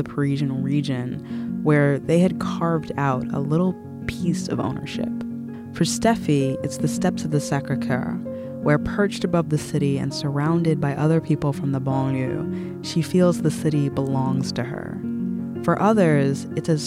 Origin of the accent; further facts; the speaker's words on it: United States; as an American